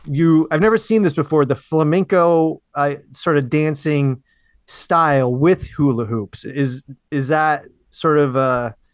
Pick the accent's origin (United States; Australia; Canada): United States; Because we're from the States